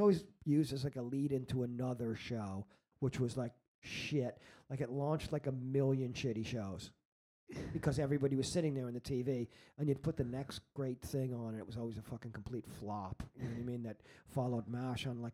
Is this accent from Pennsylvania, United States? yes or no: no; Long Island, New York, United States; moved away; I am originally from Long Island, which is the home of the contrarians